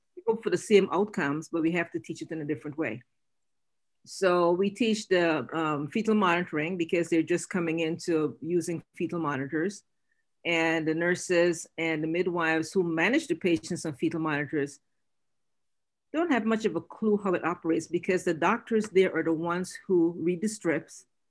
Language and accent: English; Guyana; moved away